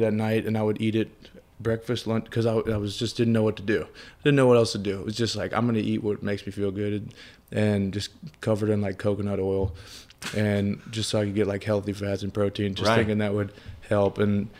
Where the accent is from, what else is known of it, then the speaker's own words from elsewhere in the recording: New Orleans, Louisiana, United States; I grew up in New Orleans, so my diet has never been good.